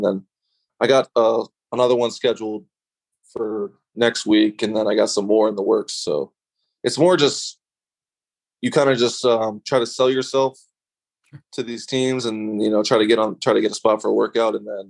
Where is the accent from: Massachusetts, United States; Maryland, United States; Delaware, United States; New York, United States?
Maryland, United States; also born or lived in Akron, Ohio; So I was born in Akron. Oh, gotcha. Okay. And I lived there for about 6 years. So, but I basically grew up in Maryland. So like all my memories and stuff are from Maryland.